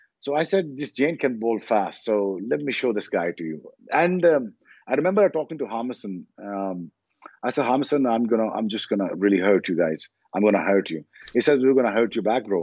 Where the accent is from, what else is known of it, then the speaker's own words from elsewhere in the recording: Pakistan; as a Pakistani